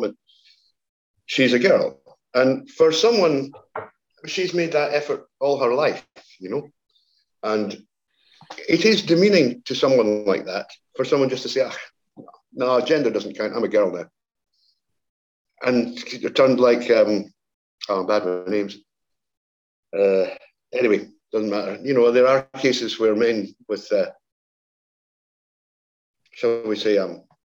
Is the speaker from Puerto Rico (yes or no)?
no; Scotland, United Kingdom; I'm Scottish